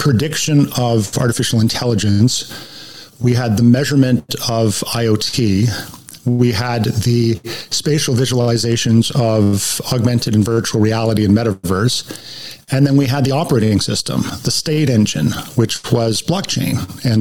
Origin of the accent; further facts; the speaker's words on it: Canada; moved away as an adult; also born or lived in United States; I'm a Canadian by birth, but I went down to the U.S. on an assignment for 2 years and ended up staying 17 years